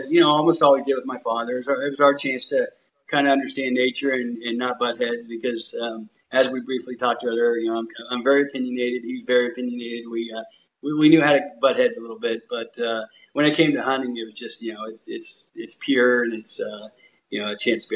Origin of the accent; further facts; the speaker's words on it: Lincoln, Nebraska, United States; moved away as an adult; also born or lived in Austin, Texas; now in Dallas, United States; growing up in Southeast Nebraska, I grew up in Lincoln